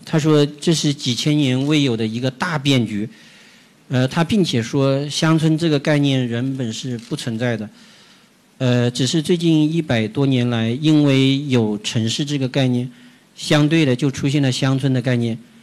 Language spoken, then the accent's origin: Chinese; Jiangxi, China; moved away as an adult; now in Beijing, China; 我的故乡，比我们江西内陆，呃，一个省份的，我的那个县城生活